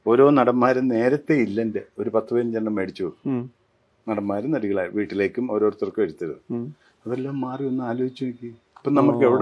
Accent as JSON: {"language": "Malayalam", "town": "Piravom", "region": "Kerala", "country": "India", "said": "എന്റെ നാട് പിറവം"}